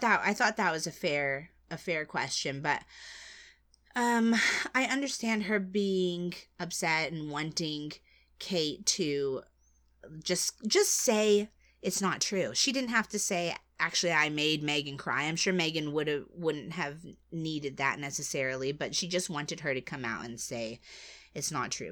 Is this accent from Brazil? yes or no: no; United States; I'm American